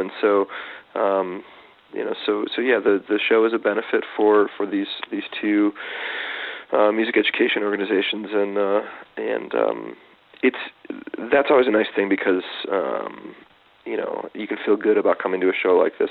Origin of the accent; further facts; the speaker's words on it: Detroit, Michigan, United States; I grew up in Detroit, um, Michigan